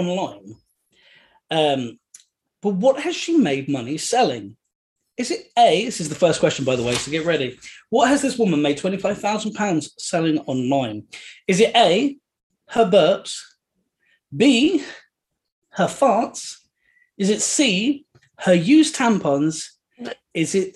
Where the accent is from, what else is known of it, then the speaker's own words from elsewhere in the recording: United Kingdom; we're British